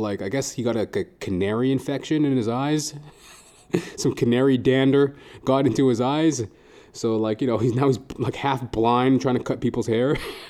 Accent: Trinidad & Tobago; So, like, we love animals and shit, you know. And we're both Trinidadian.

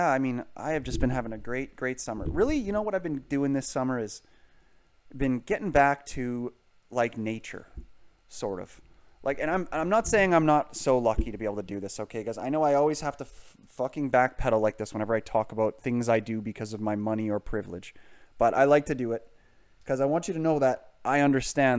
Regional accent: United Kingdom; now in Canada; I am British

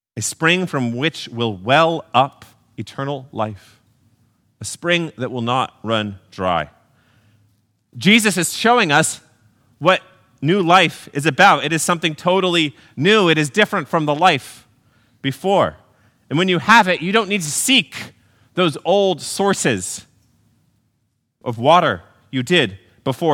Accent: Texas, United States; Growing up in Texas

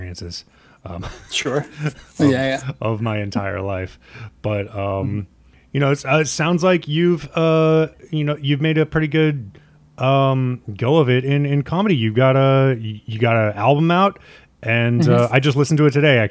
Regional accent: Nebraska, United States; also born or lived in Minnesota; now in New York, United States; I'm from the Midwest too. I'm from Nebraska, and I live in Minnesota for a while.

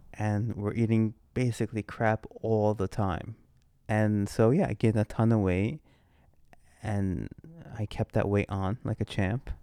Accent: United States; moved away as an adult; now in London, United Kingdom; as the American coming to London

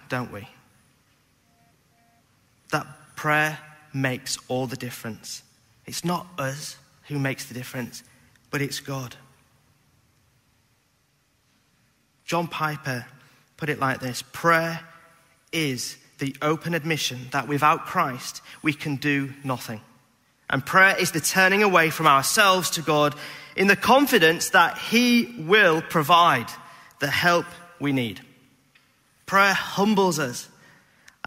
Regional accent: Beverley, Yorkshire and the Humber, United Kingdom; moved away; When I was a youth leader back in Beverley, my hometown

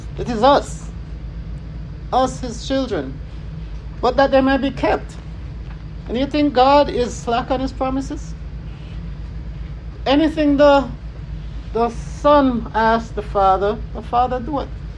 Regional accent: Jamaica; I'm Jamaican.

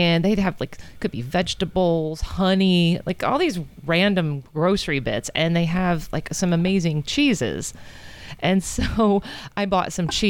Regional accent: United States; moved away as an adult; now in Guatemala; we're from the States

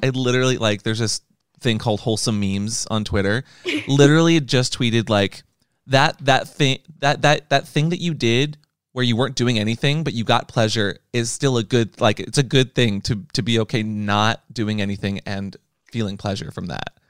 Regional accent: United States; I'm an American

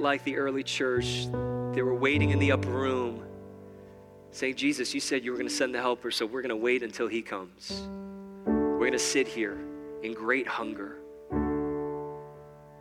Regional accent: New York, United States; I'm from New York

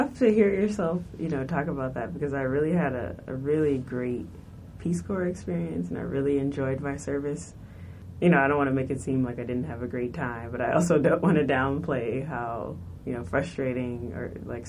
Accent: United States; I look like I'm here, from here, but I was born in America. My family's from America. My mom, my dad, I'll show you a picture. My entire family, they were born in America.

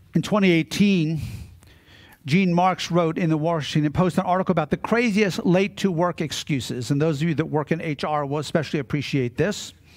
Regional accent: Maryland, United States; Growing up in Maryland and on the Chesapeake Bay, my father and my grandfather always had boats.

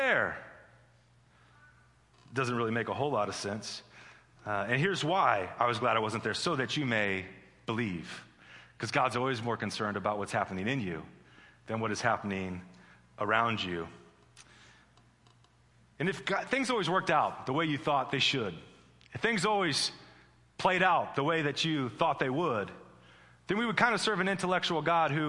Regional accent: Midwest, United States; I'm from the Midwest

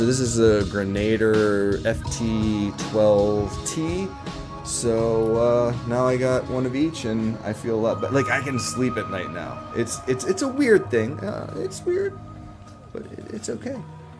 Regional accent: Pittsburgh, Pennsylvania, United States; I'm from

